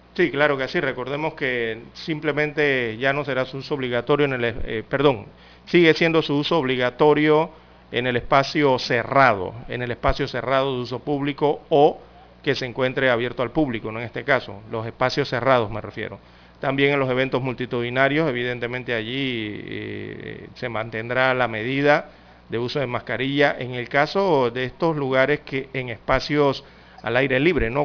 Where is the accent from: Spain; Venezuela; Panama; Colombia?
Panama; como panameño